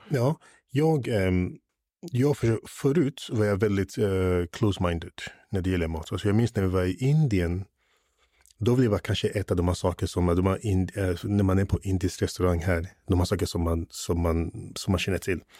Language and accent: Swedish; England, United Kingdom; now in Sweden; när jag var yngre i England